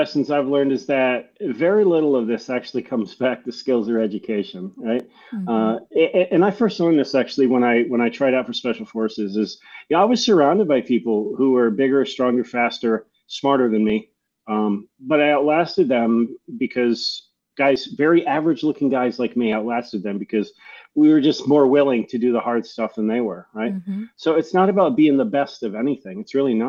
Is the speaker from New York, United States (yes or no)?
yes; a small town in upstate New York, United States; moved away as an adult; What started off as a 4-year long expedition to get out of my hometown wound up turning into a 23-year career